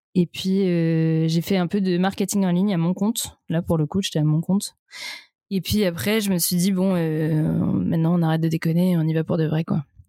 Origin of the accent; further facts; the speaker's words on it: Vannes, Brittany, France; je viens de Vannes en Bretagne